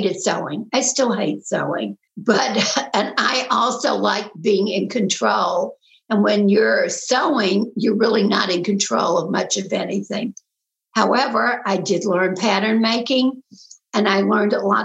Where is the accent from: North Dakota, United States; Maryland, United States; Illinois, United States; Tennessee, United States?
Tennessee, United States; Memphis; accent: Southern; moved away as an adult; also born or lived in New York / New York City; I was born in New York and moved to Memphis, Tennessee when I was 4 years old. And I had to learn how to speak like a Southern girl